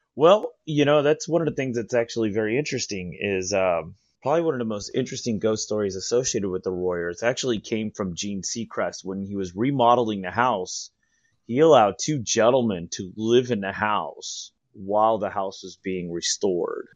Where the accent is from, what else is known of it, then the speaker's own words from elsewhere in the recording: San Diego, California, United States; I'm a San Diego native